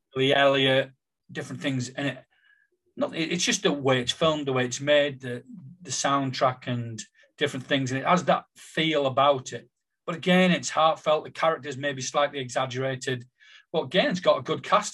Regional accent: Billingham, North East England, United Kingdom; growing up in Billingham, being totally unaware

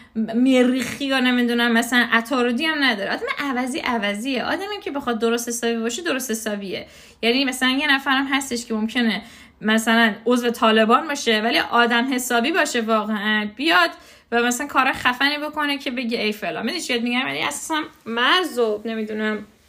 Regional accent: Iran; moved away; تو خود ایران دیگه ما همه همه بزرگ شده ایرانیم

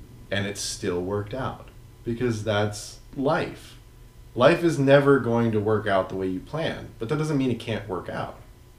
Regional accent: West Coast, United States; Oh my god, we're from the West Coast.

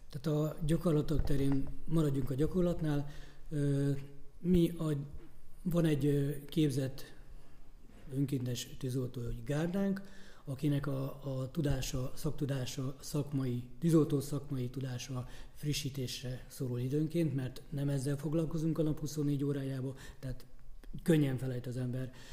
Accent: Börgönd, Fejér, Hungary; én Börgöndi reptéren nőttem föl

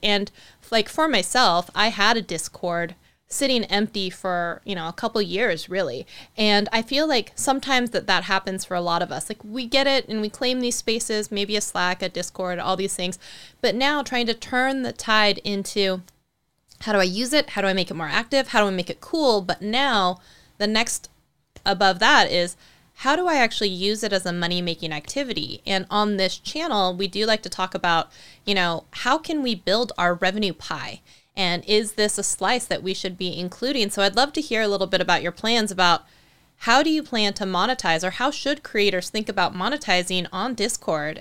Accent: Eastern Washington, United States; Eastern Washington, where, you know, um, my hometown is

